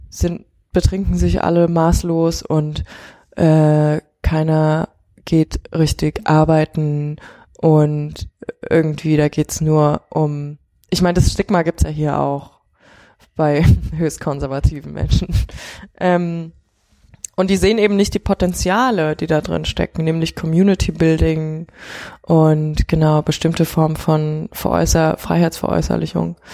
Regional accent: China; quasi auch diesen ganzen ähm, Schulrestriktionen, mit denen man aufgewachsen ist in China.

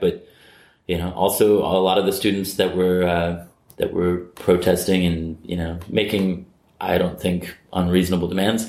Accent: United States; I'm American.

